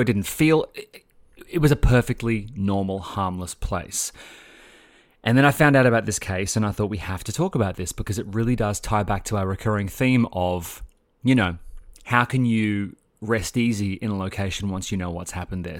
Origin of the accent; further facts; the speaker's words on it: Sydney, New South Wales, Australia; moved away as an adult; now in Melbourne, Australia; I grew up in Sydney with you, as you know, and I moved across here when I was twenty-four years old